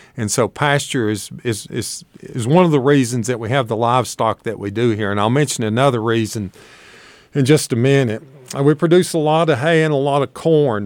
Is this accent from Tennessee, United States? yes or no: yes; Shady Valley, Tennessee, United States; accent: hillbilly; moved away as an adult; also born or lived in Montgomery County, Virginia / Knoxville, Tennessee; now in Washington County, Virginia, United States; I was raised in Shady Valley, Tennessee, not too far away from here, on a small beef and tobacco farm